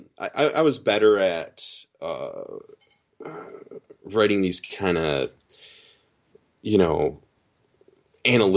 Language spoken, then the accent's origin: English; Michigan, United States; I'm from Michigan